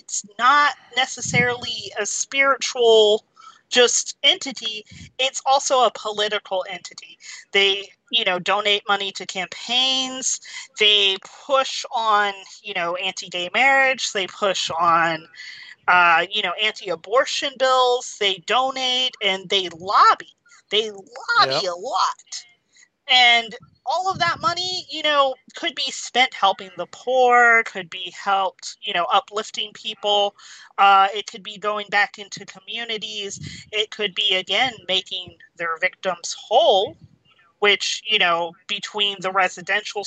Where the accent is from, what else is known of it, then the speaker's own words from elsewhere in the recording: Georgia, United States; also born or lived in Baltimore, Maryland; she raised me in like the backwoods in Georgia, in the middle of nowhere